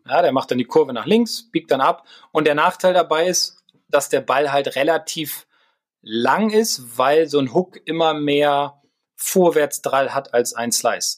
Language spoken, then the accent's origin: German; Bremen, Germany; als Bremer, als Werder-Fan